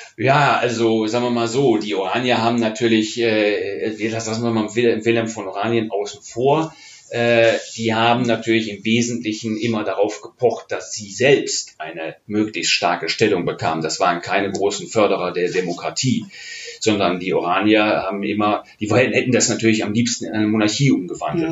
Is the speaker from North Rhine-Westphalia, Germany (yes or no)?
yes; Oberhausen, North Rhine-Westphalia, Germany; also born or lived in The Hague; now in Cologne, Germany; in Oberhausen, das ist mein, mein Geburtsort und die Stadt, in der ich aufgewachsen bin, im westlichen Ruhrgebiet